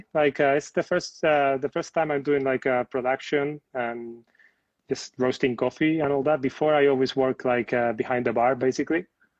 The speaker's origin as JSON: {"language": "English", "country": "Spain", "moved": "yes", "lives_now": "London, United Kingdom", "said": "I'm coming from Spain"}